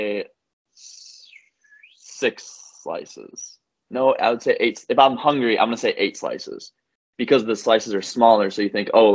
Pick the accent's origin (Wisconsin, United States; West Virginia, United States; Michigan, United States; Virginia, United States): Wisconsin, United States; Green Bay; I'm from Green Bay, Wisconsin, born and raised, grew up like 10 minutes from Lambeau